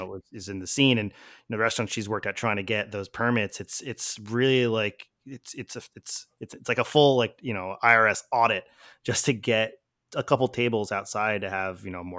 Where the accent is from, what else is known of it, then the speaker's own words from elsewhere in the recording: Philadelphia, Pennsylvania, United States; I grew up in Philly, but been here for quite a while.